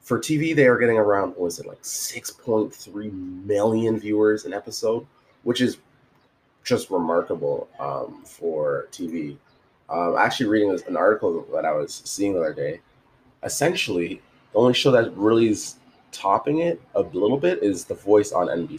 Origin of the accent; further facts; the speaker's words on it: Canada; Jamaican and coming up, it's kind of like growing up in, Canada